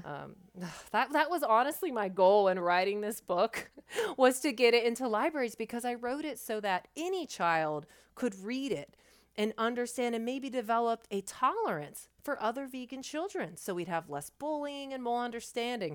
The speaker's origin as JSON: {"language": "English", "area": "thirty minutes east of Columbus", "region": "Ohio", "country": "United States", "tie": "born or raised there", "lives_now": "Columbus, United States", "said": "in my hometown where I was actually born, it's about thirty minutes east of Columbus"}